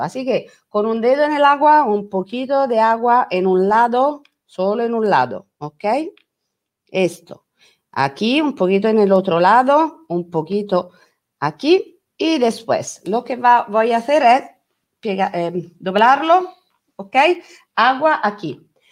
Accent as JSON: {"language": "Spanish", "country": "Italy", "also_born_or_lived": "Rome", "second_language": "Spanish", "said": "soy italiana"}